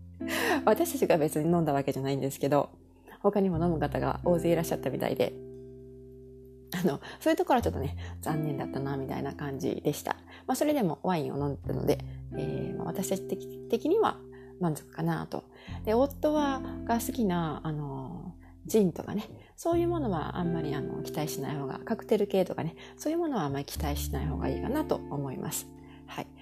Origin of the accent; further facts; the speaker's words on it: Kansai, Japan; moved away as an adult; now in Montreal, Canada; 私の実家はですね、日本のお家は関西にある